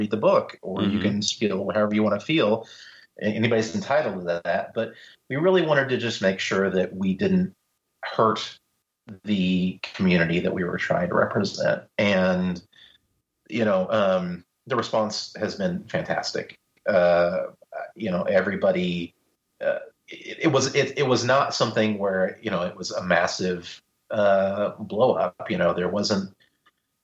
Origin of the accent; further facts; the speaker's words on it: Missouri, United States; also born or lived in Anderson, Missouri; I live in Joplin, Missouri. It's a small town in the southwest corner of the state